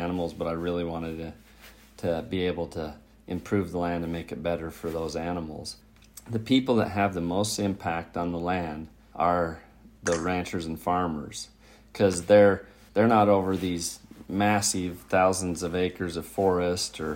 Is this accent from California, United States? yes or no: no; Bighorn Basin, Wyoming, United States; now in Missoula, United States; I was born and raised in Wyoming. I grew up south of Billings, in the Bighorn Basin of Wyoming